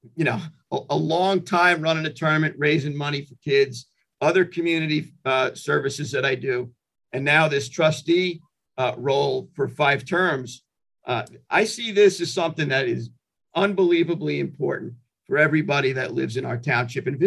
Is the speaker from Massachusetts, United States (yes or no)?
no; Hampton Bays, New York, United States; also born or lived in Brooklyn, New York; I was living in Hampton Bays from third grade right on through high school